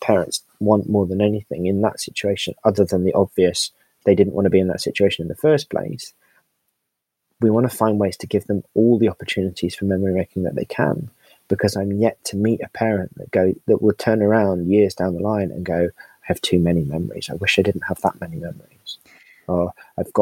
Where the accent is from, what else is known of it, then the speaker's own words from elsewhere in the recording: United Kingdom; we're British